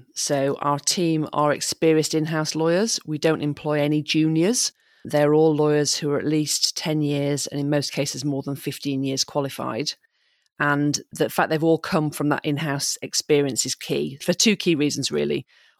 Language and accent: English; Yorkshire and the Humber, United Kingdom; also born or lived in Bahamas; I was born in Yorkshire. My dad then managed to wangle a teaching job in the Bahamas. So we moved there when I was 6 weeks old. We lived there till I was eight. I'm not sure where the decision process went, but we decided to move back to Yorkshire.